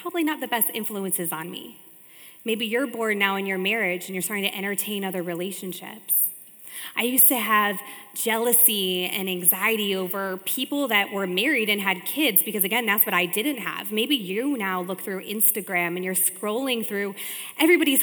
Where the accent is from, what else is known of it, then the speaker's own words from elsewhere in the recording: Richfield, Ohio, United States; I was born and raised in Ohio in a small city called Richfield